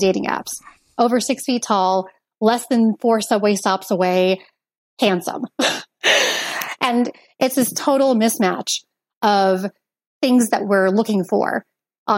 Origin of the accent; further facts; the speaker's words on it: Portland, Oregon, United States; moved away as an adult; also born or lived in Chicago; I grew up in Portland, Oregon